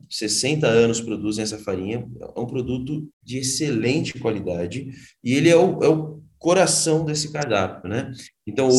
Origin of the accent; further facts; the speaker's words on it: São Paulo, Brazil; eu voltei para São Paulo